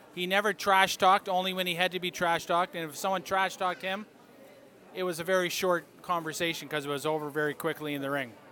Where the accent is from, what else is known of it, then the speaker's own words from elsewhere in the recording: Quebec, Canada; I grew up in Quebec